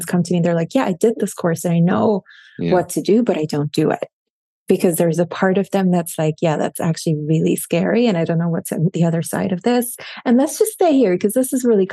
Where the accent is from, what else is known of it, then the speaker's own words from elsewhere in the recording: Switzerland; first language German; English is a second language; German is my first language. And then my household growing up, my parents, my dad is from Morocco. My mom is from Sicily. They met in London. I was born in Switzerland